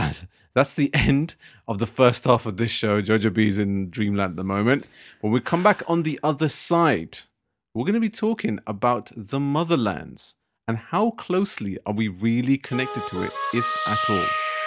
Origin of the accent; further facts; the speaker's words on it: United Kingdom; because I'm British and you're British.